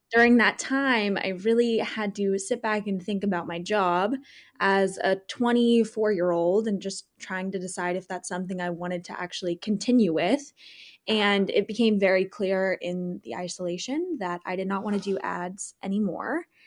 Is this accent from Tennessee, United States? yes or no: no; Southern California, United States; moved away as an adult; also born or lived in Chicago / Seattle; I'm born and raised in Southern California